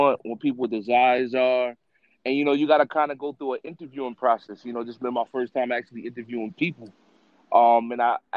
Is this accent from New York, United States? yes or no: yes; Bellport, New York, United States; also born or lived in Riverhead, New York; I'm an artist from, I grew up in Bellport. I reside in Riverhead now.